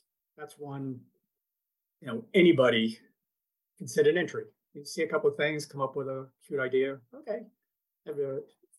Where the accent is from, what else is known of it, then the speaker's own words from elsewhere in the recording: Fall River, Massachusetts, United States; moved away; also born or lived in Washington, D.C.; I grew up in Massachusetts, in Fall River, Massachusetts, most famous for Lizzie Borden's 40 and 41 Wax.